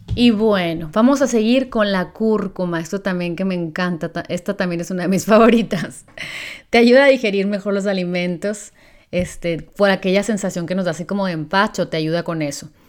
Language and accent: Spanish; Mexico; me siento muy orgullosa de ser mexicana